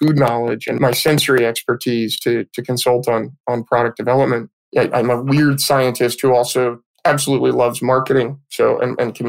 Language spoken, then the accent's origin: English; Petaluma, California, United States; I was born and raised in Petaluma, California